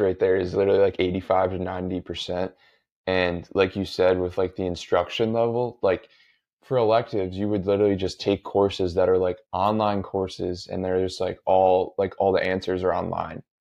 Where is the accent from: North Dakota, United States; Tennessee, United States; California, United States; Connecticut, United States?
Connecticut, United States; I grew up in Connecticut, the public schools are really good here